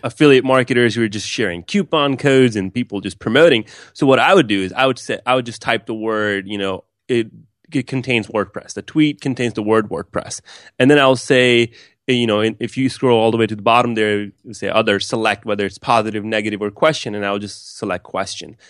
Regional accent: West Palm Beach, Florida, United States; also born or lived in Pakistan; I grew up in West Palm Beach, Florida

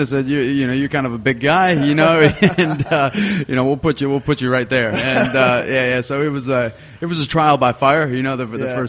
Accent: Michigan, United States; moved away as an adult; now in Abu Dhabi, United Arab Emirates; Yeah, so 31 years old. I'm from Michigan in the United States, and I'm a teacher. So in 2011, I got a job here in Abu Dhabi

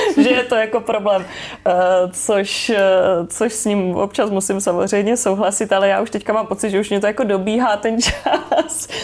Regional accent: Brno, South Moravian Region, Czechia; Ano, já jsem z Brna

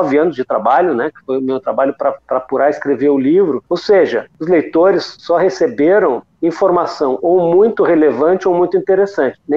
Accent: Rio de Janeiro, Brazil; accent: gaúcho; Apesar desse meu sotaque sem vergonha de gaúcho, eu sou

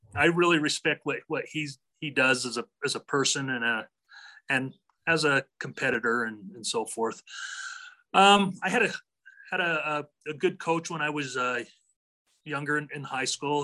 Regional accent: Draper, Utah, United States; also born or lived in Cardston, Alberta, Canada; I was raised in Draper, Utah.

